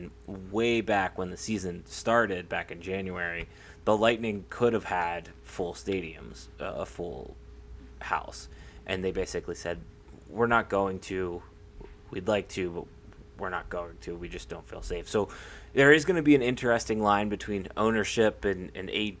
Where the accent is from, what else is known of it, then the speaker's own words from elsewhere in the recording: Altoona, Pennsylvania, United States; I've always been growing up in Altoona